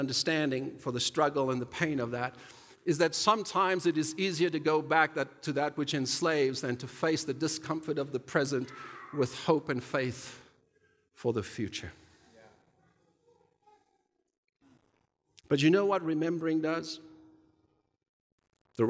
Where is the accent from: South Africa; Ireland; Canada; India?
South Africa; I grew up in South Africa during apartheid years